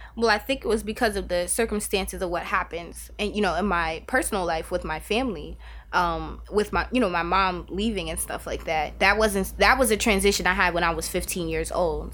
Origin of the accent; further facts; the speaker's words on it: New York City, New York, United States; moved away as an adult; now in Albany, United States; born and raised in Staten Island, um, and then, um, what about six, seven years ago, I came upstate and I haven't left